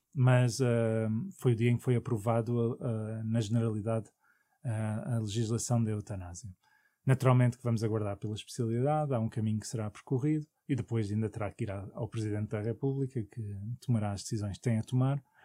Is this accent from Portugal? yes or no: yes; Portugal; como português